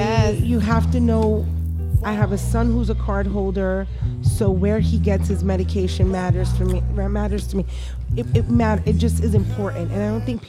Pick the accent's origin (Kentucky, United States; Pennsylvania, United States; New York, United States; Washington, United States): New York, United States; New York City; I'm like from the Bronx, which is D-A.